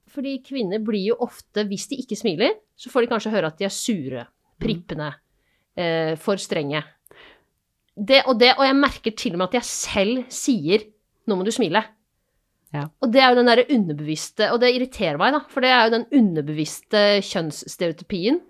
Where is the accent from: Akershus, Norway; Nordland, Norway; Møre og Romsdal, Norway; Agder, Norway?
Akershus, Norway; Asker; now in Bergen, Norway